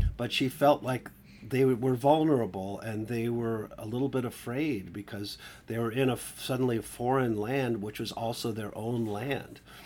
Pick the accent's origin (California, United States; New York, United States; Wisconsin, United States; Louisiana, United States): Wisconsin, United States; Milwaukee; I grew up Catholic in, in, uh, the upper Midwest in Milwaukee